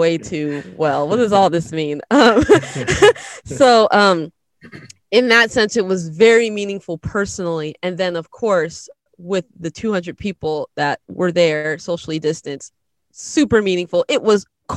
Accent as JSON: {"language": "English", "town": "Seattle", "region": "Washington", "country": "United States", "tie": "born or raised there", "said": "we're born and raised in Seattle, Washington, but we're first generation Seattleites"}